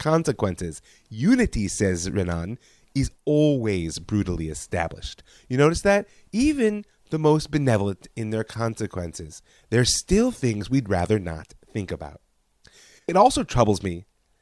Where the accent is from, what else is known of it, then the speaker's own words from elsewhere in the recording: United States; an American parent of Israeli children